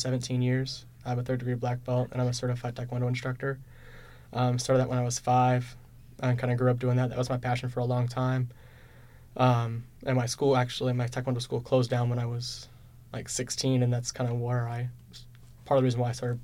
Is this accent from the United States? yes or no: yes; Marshfield, Missouri, United States; moved away as an adult; little bitty town just north of Springfield, Missouri, called Marshfield. It's just a rural town. It's about 4 hours south of here, so close enough that I can go home on the weekends